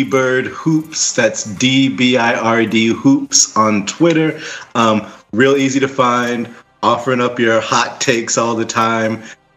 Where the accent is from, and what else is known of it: Washington area, DMV, United States; born or raised there